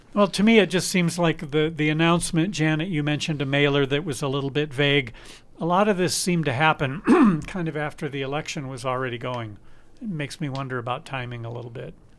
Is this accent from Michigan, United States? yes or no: yes; Detroit, Michigan, United States; moved away; I grew up in the Detroit